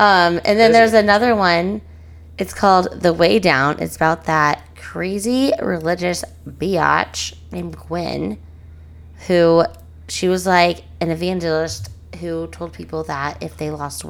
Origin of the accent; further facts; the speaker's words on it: Springfield, United States; I grew up in Springfield. We don't have proper English.